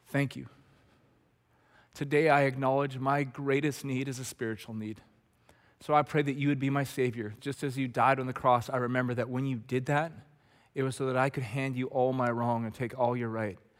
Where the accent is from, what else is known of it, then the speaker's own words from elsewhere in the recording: Red Deer, Alberta, Canada; the guys I grew up with in Red Deer